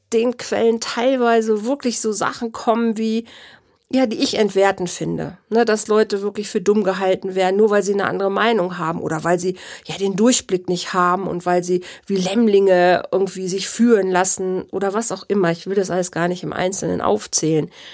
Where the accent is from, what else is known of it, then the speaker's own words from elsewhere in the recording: Germany; Bei uns in Deutschland